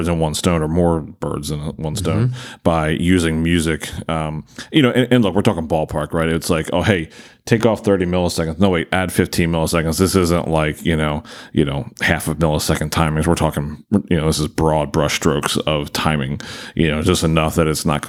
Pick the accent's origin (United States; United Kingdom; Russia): United States; Maryland; I'm not originally an Eagles fan. I'm originally from Maryland, so I'm a Ravens fan.